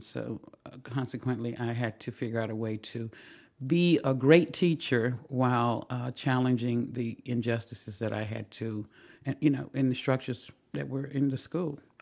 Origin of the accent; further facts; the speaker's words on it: the South, United States; moved away; also born or lived in Washington, D.C.; growing up in the South in a segregated school system